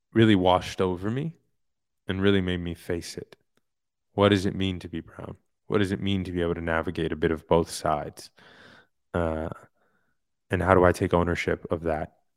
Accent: New York City, New York, United States; moved away; also born or lived in Hollywood; I'm from Queens. I'm from a very diverse area in Queens

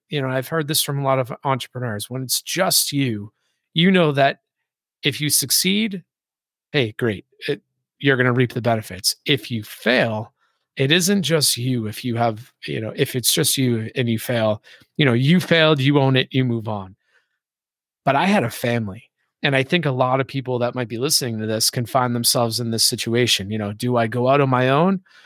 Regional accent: Boston, Massachusetts, United States; moved away; also born or lived in Hawaii / San Diego / Atlanta; I grew up in Boston.

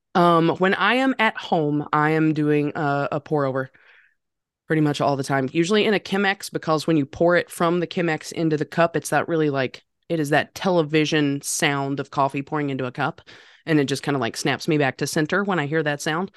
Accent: North Carolina, United States; I am from North Carolina.

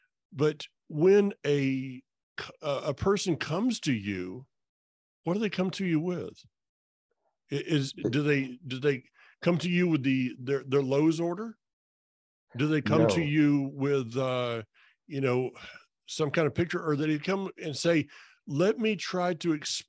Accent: North Florida, United States; also born or lived in Alaska; now in North Carolina, United States; When somebody here in North Carolina or wherever I've lived, and that's been all over, including Alaska, when somebody asks me where I'm from, I say North Florida.

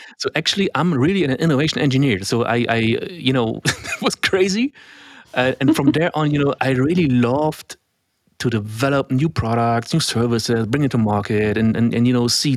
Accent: Germany; first language German; English is a second language; I'm a German native speaker

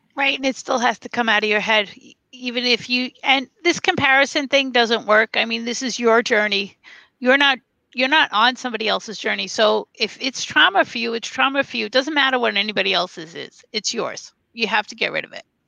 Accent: New York City, New York, United States; moved away as an adult; also born or lived in North Carolina / Las Vegas; I'm a New Yorker

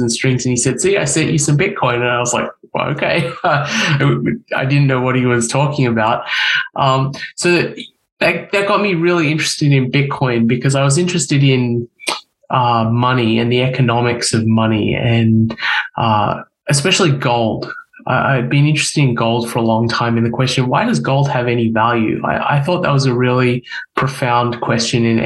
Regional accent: Australia; moved away as an adult; now in United States; I'm from Australia originally. I was born and raised in Australia.

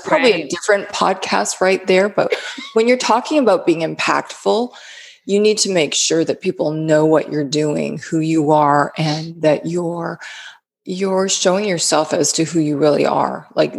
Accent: Canada; moved away as an adult; now in United States; I moved here from Canada about 16 years ago to live in the South and enjoy the warmer weather

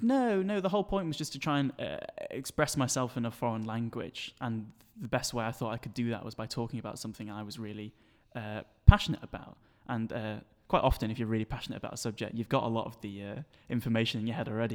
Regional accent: Sheffield, Yorkshire and the Humber, United Kingdom; moved away as an adult; now in Manchester, United Kingdom; born and raised here in Sheffield, and I'm currently studying in Manchester

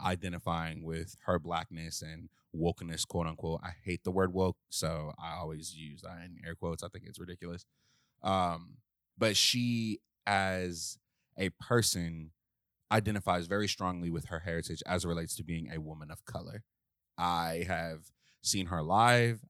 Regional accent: Washington, District of Columbia, United States; I'm from Southeast D C

